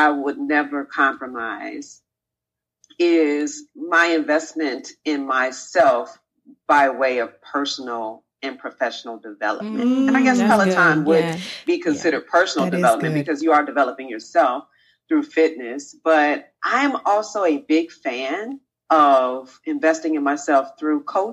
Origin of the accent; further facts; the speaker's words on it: Chicago, Illinois, United States; I grew up on the South Side of Chicago